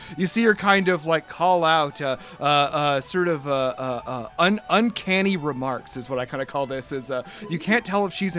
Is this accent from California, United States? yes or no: no; Delaware, United States; born there; I'm here to say I was born in Delaware in 1982.